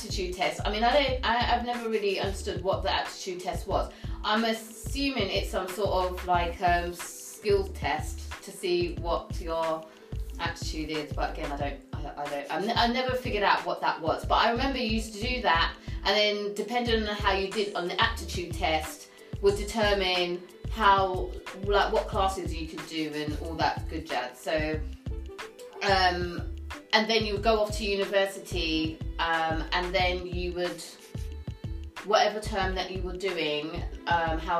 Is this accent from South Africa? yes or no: no; United Kingdom; we're British, we're from the UK